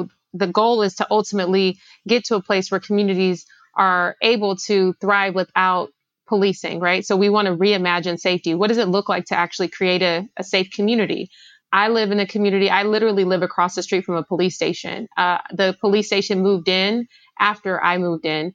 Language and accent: English; Los Angeles, California, United States; I grew up in South Los Angeles